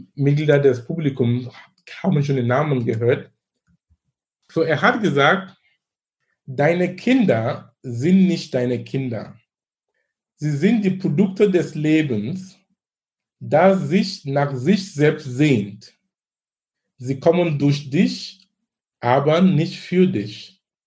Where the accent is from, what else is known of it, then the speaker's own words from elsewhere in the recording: Cameroon; German is a second language; now in Germany; wo wir überhaupt in Kamerun arbeiten, wo ich herkomme